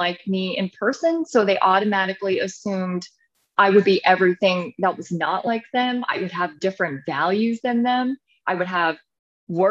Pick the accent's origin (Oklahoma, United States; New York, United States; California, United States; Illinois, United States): California, United States; Santa Rosa; also born or lived in Los Angeles, California; I grew up in California, Northern Bay Area in Santa Rosa.